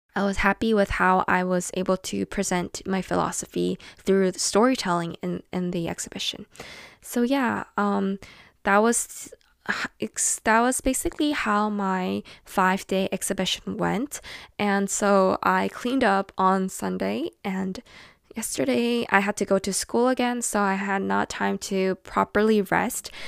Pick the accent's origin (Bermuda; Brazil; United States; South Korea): South Korea; my home country in Korea